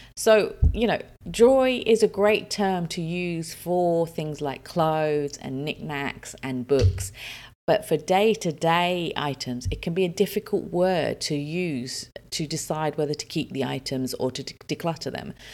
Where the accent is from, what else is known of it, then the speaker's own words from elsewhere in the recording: United Kingdom; also born or lived in Dubai, United Arab Emirates; now in United Arab Emirates; I'm British